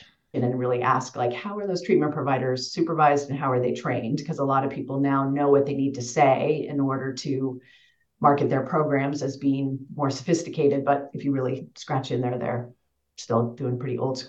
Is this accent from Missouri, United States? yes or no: no; Western Kansas, United States; moved away; I grew up in Western Kansas in the middle of nowhere